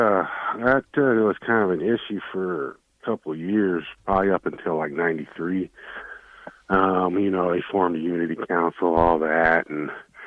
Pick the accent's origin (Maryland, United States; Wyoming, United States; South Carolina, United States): Wyoming, United States; moved away; that was my home state